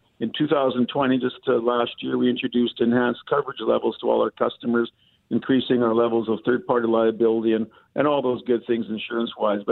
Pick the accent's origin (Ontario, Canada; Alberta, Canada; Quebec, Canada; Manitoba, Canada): Manitoba, Canada; Selkirk; my hometown of Selkirk